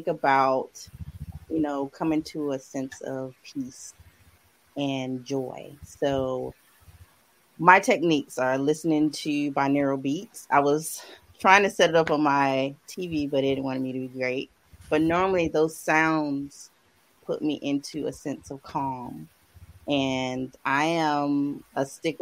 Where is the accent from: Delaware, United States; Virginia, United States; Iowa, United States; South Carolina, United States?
South Carolina, United States; I'm a graphic designer from South Carolina